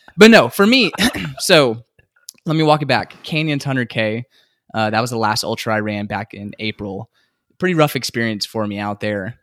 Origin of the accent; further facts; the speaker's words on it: San Antonio, Texas, United States; also born or lived in Houston, Texas / Midland, Texas; I grew up here in San Antonio